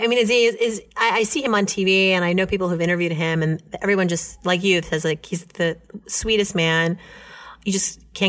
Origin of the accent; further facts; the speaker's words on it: New York, United States; No, as a New Yorker.